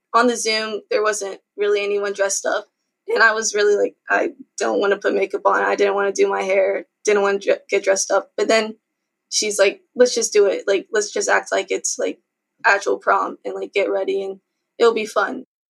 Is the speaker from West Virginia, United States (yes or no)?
yes; Fairmont, West Virginia, United States; I'm 16 and I'm from Fairmont, West Virginia